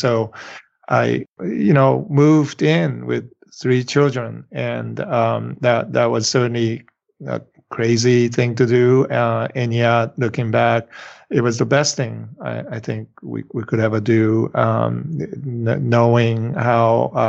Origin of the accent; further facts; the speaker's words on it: Japan; first language Japanese; English is a second language; also born or lived in Pennsylvania / New York City; now in United States; I went back to Japan. I was there for my grade school years. So my first language is Japanese.